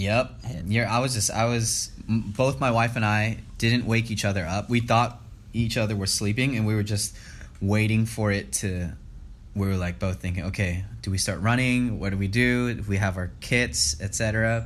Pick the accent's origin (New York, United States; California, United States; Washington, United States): California, United States; Los Angeles; born and raised in the San Fernando Valley